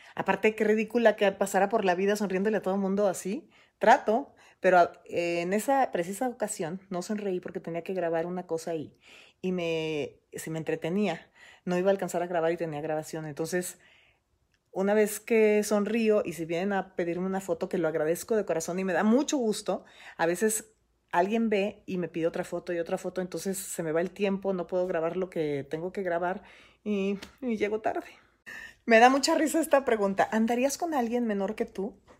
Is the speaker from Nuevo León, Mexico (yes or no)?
yes; Monterrey, Nuevo León, Mexico; nací en Monterrey, Nuevo León, el 13 de abril de, 1966 en el Hospital Muguerza